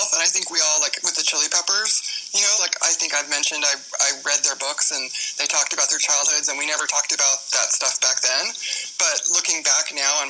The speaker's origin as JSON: {"language": "English", "town": "Palos Verdes", "region": "California", "country": "United States", "tie": "born or raised there", "lives_now": "Los Angeles, United States", "said": "I grew up in Palos Verdes. It's a suburb of L.A."}